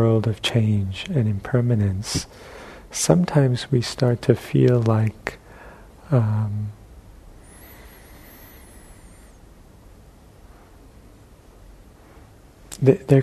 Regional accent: New York, United States; moved away; where I grew up in New York

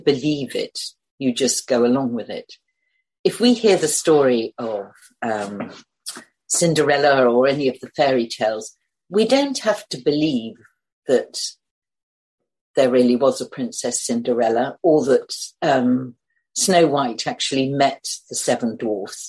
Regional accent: United Kingdom; I'm British

